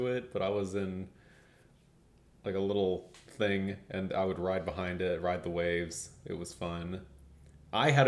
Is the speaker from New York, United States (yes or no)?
no; Dallas, Texas, United States; moved away; We grew up in the Dallas area, so not too far from Oklahoma